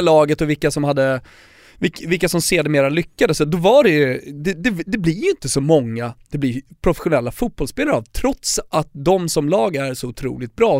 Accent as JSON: {"language": "Swedish", "town": "Stockholm", "region": "Stockholm County", "country": "Sweden", "said": "Folk frågar vad jag är, de hör min dialekt och ja, jag är från Stockholm"}